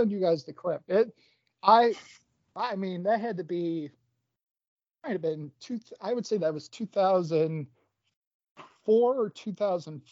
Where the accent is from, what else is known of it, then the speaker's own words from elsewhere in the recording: Lakewood, Ohio, United States; also born or lived in Achill, County Mayo, Ireland; I grew up living in Lakewood